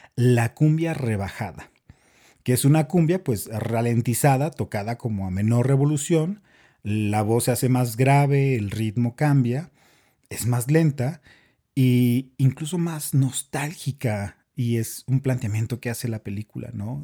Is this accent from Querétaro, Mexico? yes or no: no; Chihuahua, Mexico; now in Bogotá, Colombia; soy mexicano, soy de Chihuahua